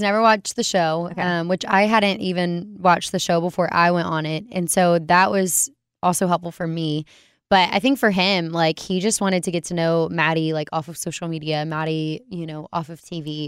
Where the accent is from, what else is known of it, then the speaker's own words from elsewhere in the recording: Alabama, United States; moved away as an adult; now in Waco, United States; I was born in Alabama.